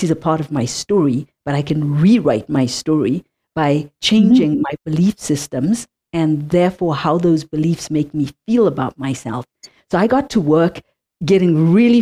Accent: Zimbabwe; moved away; I come from Zimbabwe, I come from Africa, I come from a childhood of apartheid

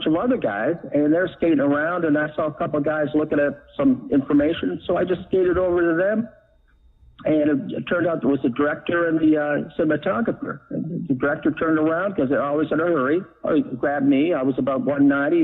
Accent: Canada; moved away as an adult; also born or lived in Dallas / Los Angeles; being in L.A., being a Canadian

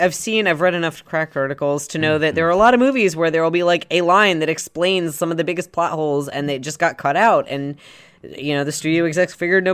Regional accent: Savannah, Georgia, United States; so the dirt mall looks exactly like where I grew up outside of Savannah, Georgia.

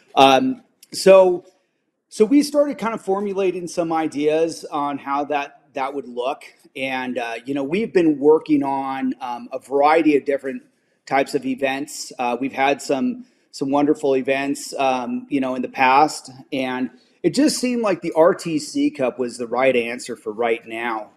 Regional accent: Spokane, Washington, United States; my hometown Spokane

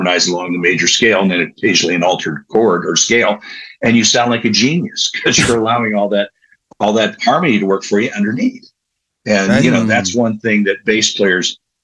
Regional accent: Columbus, Ohio, United States; my hometown of Columbus

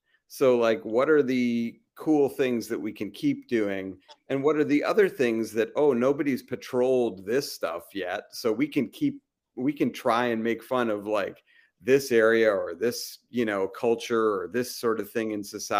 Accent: Massachusetts, United States; moved away as an adult; also born or lived in Los Angeles, California; this moment, I'm on Cape Cod, and at the beginning of the pandemic, we moved back here. I'm from Massachusetts.

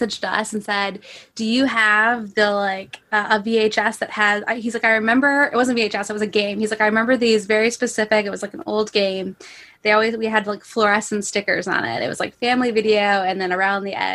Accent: Traverse City, Michigan, United States; I'm from Traverse City originally

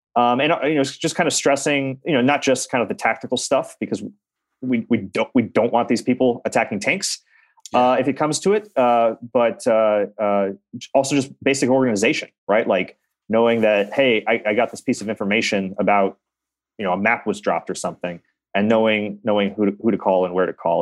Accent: Reno, Nevada, United States; my hometown of Reno, Nevada

